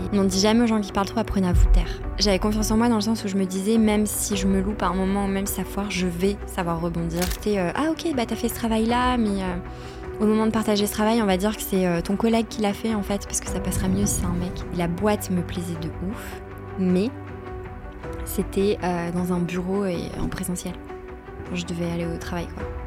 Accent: Arras, Hauts-de-France, France; moved away as an adult; also born or lived in Seville, Spain; Je suis née à Arras, dans le nord de la France

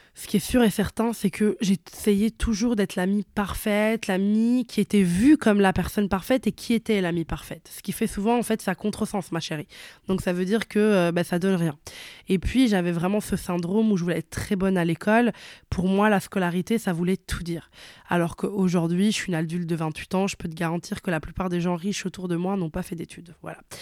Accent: Italy; moved away; je suis née et j'ai grandi en Italie

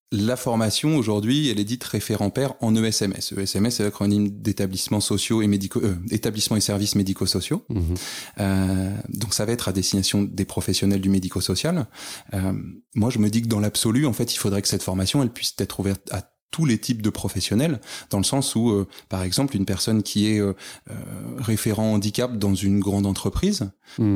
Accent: Paris, Île-de-France, France; moved away as an adult; now in Lille, France; originaire initialement de Paris, mais monté sur, euh, sur l'île il y a maintenant quelques années

